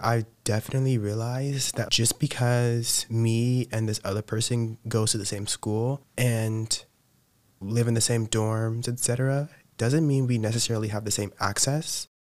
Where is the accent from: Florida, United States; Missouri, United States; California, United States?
Missouri, United States; Kansas City; moved away as an adult; I'm from Missouri, Kansas City, Missouri, like that area